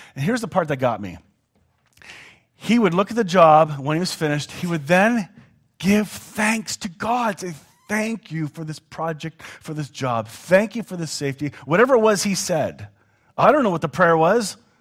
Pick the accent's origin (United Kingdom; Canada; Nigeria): Canada; as a Canadian